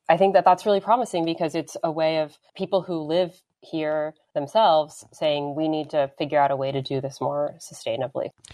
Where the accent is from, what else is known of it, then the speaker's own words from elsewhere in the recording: Denver, Colorado, United States; moved away; growing up in Denver